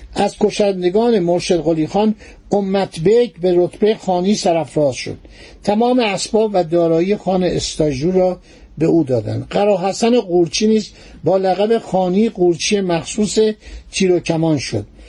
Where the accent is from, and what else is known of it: Iran